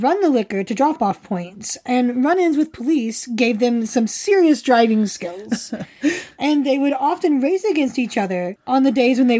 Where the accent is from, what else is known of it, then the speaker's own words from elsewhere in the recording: West Virginia, United States; At one point, however, my accent was so thick that I was once asked by the other kids in my summer camp, who were all fellow West Virginians, by the way